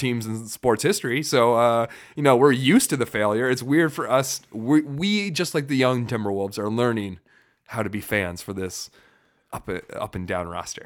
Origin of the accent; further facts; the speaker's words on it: Farmington, Minnesota, United States; we grew up in Farmington